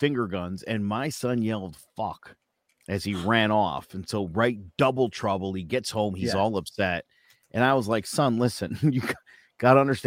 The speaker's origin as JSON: {"language": "English", "town": "Meriden", "region": "Connecticut", "country": "United States", "tie": "born or raised there", "said": "the town I grew up in Meriden, Connecticut"}